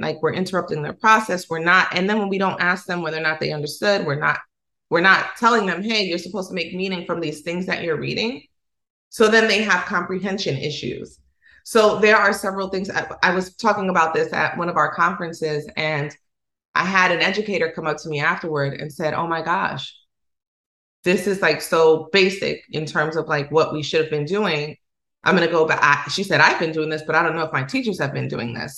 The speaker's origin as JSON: {"language": "English", "country": "Dominican Republic", "accent": "Dominican Spanish", "first_language": "Spanish", "second_language": "English", "said": "how we communicate in Dominican Republic. When I get around people who speak academic Spanish, I choke up. I do because I know that I cut my S's off. I know that my R's sound like L's sometimes."}